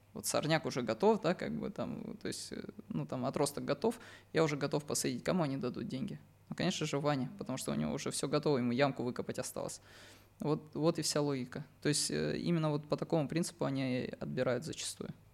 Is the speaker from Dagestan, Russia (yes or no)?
yes; Dagestan, Russia; now in Moscow Oblast, Russia; я из Дагестана